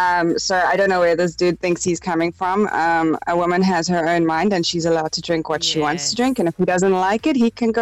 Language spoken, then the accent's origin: English; South Africa; I am South African, and as South African girls really do like our beer and rugby